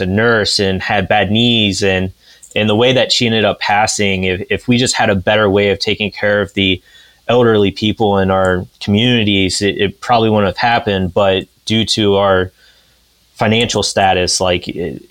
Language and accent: English; Pickaway County, Ohio, United States; moved away as an adult; also born or lived in Athens, Ohio / Franklin County, Ohio; I'm from Pickaway, went to school in Athens, you know, and now I live up here in Franklin